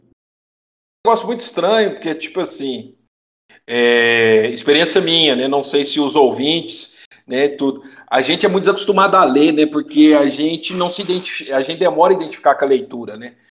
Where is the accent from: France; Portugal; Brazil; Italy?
Brazil; Piumhi, Minas Gerais; also born or lived in Belo Horizonte; minha cidade natal, Piuí, da onde eu estou gravando atualmente esse podcast